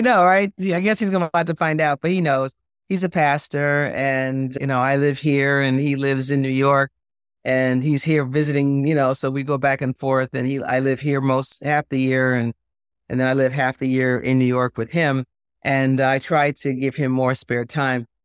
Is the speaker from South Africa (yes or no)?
no; Jamaica; We're from Jamaica.